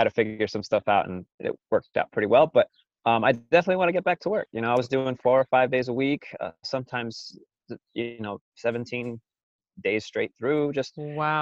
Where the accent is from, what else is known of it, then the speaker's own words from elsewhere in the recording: California, United States; also born or lived in Las Vegas, Nevada; I was born in Vegas and then by the age of two, I came out here to the desert.